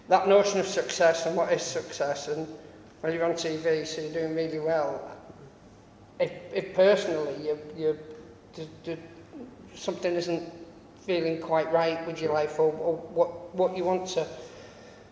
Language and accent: English; United Kingdom; I live in my hometown